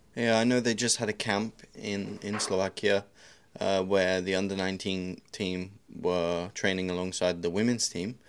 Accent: United Kingdom; You could be British like me

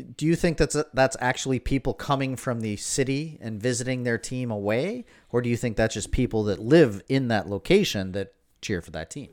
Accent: Prince Edward Island, Canada; now in Toronto, Canada; when I was growing up in Prince Edward Island

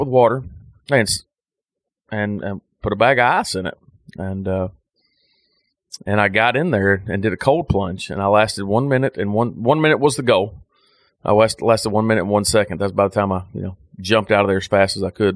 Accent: United States; I'm an American

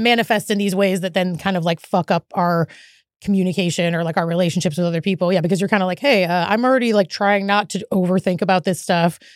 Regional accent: Eugene, Oregon, United States; now in Portland, United States; I ended up moving to Portland because I'm from Eugene

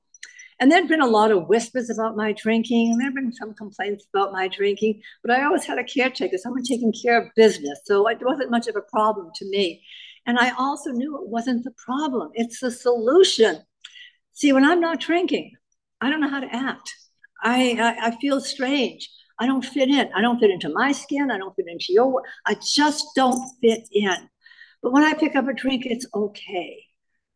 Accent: Boston, Massachusetts, United States; I'm from Boston

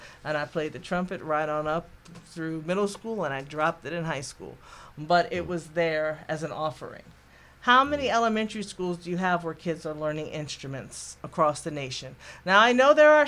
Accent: New Jersey, United States; now in North Carolina, United States; I'm originally from New Jersey

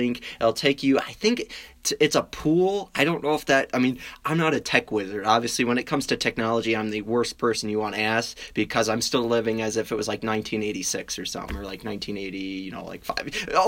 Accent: Wisconsin, United States; I mean, I'm from Wisconsin. That's what we do. We drink.

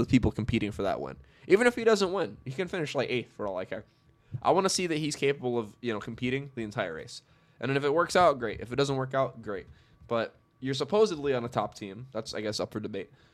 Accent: New York, United States; I'm from New York.

